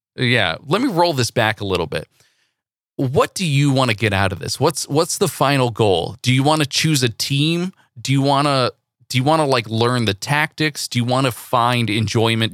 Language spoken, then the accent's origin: English; Central Valley, California, United States; I grew up in the Central Valley